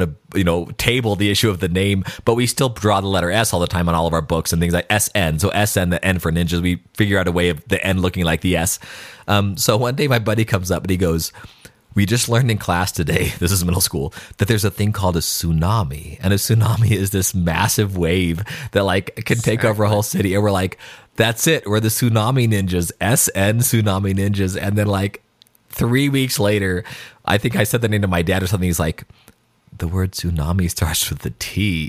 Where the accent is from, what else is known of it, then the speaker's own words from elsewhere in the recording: Albuquerque, New Mexico, United States; we didn't take the school bus to school, but we took the city bus to school in Albuquerque.